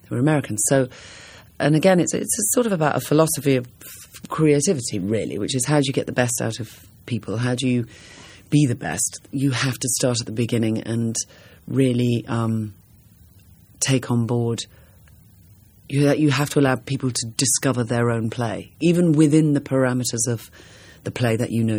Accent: England, United Kingdom; I come from England

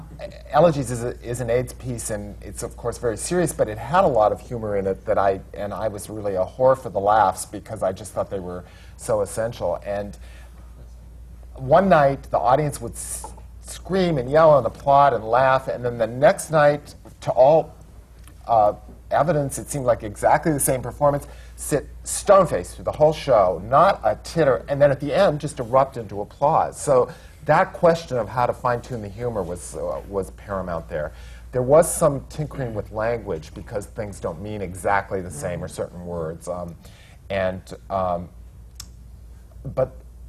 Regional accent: the Black Hills of South Dakota, United States; moved away; also born or lived in Wyoming; I grew up in South Dakota, the Black Hills of South Dakota, near Mount Rushmore, and my family were ranchers

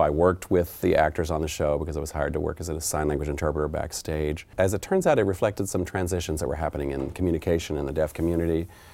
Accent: Oklahoma, United States; It touches on my homeland. I'm from Oklahoma, actually.

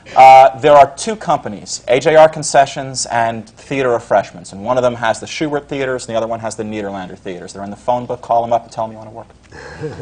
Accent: Scarsdale, New York, United States; now in New York City, United States; I grew up in up in Westchester County in Scarsdale

